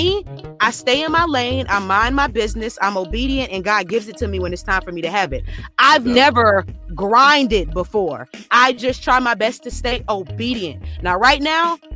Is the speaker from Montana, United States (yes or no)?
no; Lafayette, Louisiana, United States; now in Dallas, United States; my hometown, Lafayette, Louisiana